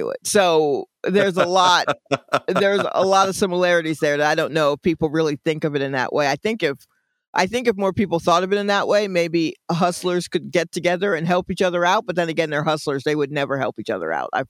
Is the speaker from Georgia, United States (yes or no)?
yes; Atlanta, Georgia, United States; also born or lived in New York; as an 8-year-old when we moved from New York to Atlanta.